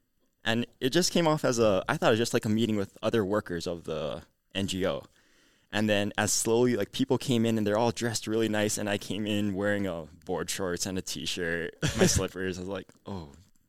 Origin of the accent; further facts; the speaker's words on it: Hawaii, United States; And I said, oh, hi … I'm from Oahu, another island.